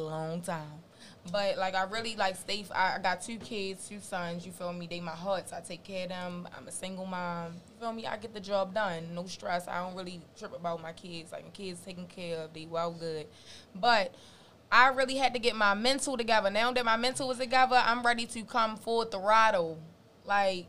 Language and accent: English; Baltimore, Maryland, United States; I'm from East Baltimore, Zone 18